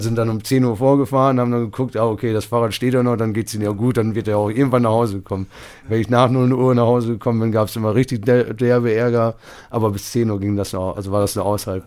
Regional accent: Bramsche, Lower Saxony, Germany; Ich bin hier, ich, das ist meine Heimat

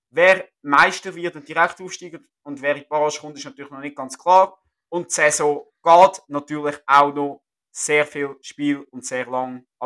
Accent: Switzerland; als Schweizer Fußballfan sehr stark verkauft

